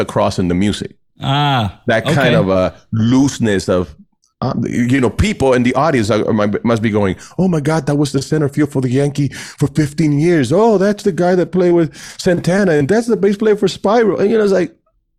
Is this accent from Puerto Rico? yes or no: yes; Puerto Rico; moved away; growing up in Puerto Rico